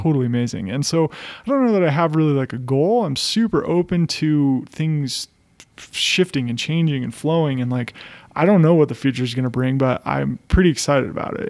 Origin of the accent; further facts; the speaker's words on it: United States; moved away as an adult; also born or lived in Colorado Springs, Colorado; now in Boulder, United States; I grew up in Tahoe, and it's a pretty small. It was a pretty small town